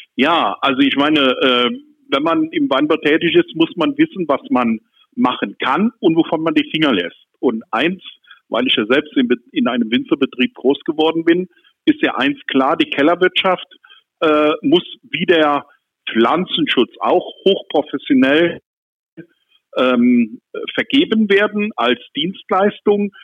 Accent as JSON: {"language": "German", "country": "Germany", "tie": "born or raised there", "moved": "yes", "lives_now": "Neuwied, Germany", "said": "aus meiner Heimat von der Mosel"}